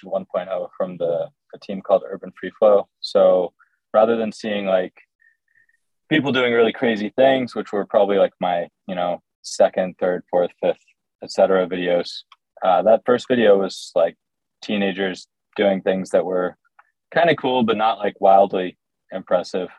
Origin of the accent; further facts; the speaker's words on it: New Jersey, United States; moved away as an adult; also born or lived in Connecticut; now in Brooklyn, United States; I'm from New Jersey. Yeah. I was born in South Jersey and moved up to Connecticut for a while, and then moved down to North Jersey